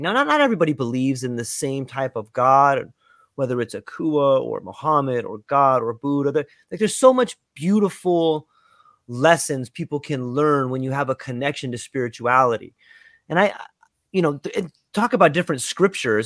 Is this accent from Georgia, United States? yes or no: no; Southern California, United States; now in Hawaii, United States; I was born and raised in Southern California